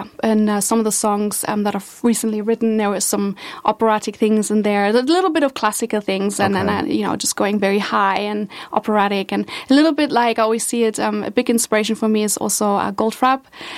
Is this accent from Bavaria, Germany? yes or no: no; Berlin, Germany; I grew up in Berlin